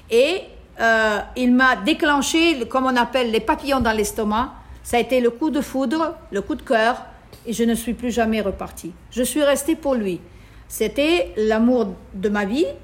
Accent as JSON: {"language": "French", "country": "Italy", "lives_now": "Tunisia", "said": "Bien sûr, je suis italienne, donc j'étais reconnue par euh, les Italiens."}